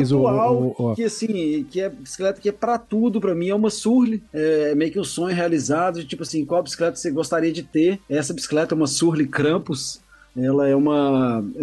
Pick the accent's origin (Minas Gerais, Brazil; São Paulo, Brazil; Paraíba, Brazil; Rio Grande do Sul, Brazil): Minas Gerais, Brazil; Belo Horizonte; born there; now in Itatiaia, Brazil; eu sou fotógrafo, eu sou nasci em Belo Horizonte, mas eu acho que morei em muitos lugares que isso acaba formando seu, sua pessoa, né? Mas eu acabei vindo parar em Itatiaia